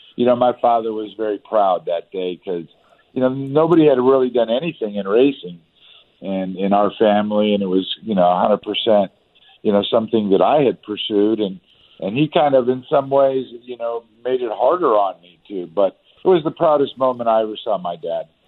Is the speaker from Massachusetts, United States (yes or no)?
no; Southern California, United States; I grew up in Southern Cal